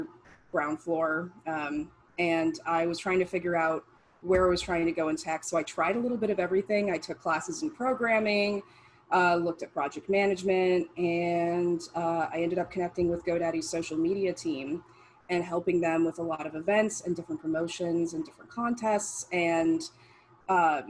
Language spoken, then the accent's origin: English; Las Vegas, Nevada, United States; I am originally from Las Vegas